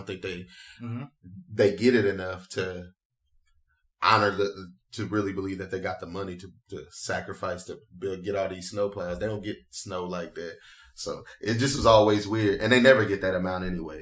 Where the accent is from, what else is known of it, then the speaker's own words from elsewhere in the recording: Atlanta, Georgia, United States; moved away; I'm from Georgia. I'm from Atlanta.